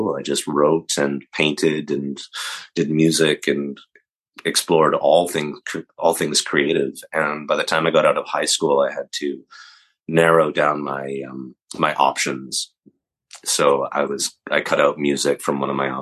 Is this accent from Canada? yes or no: yes; Calgary, Alberta, Canada; I grew up in Calgary, Alberta, Canada, and in a little suburb, Southwood.